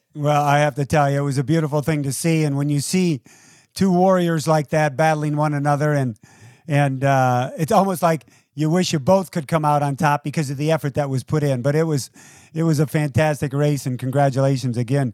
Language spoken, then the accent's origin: English; United States; also born or lived in Toledo, Ohio / Detroit, Michigan; I grew up in Toledo and Detroit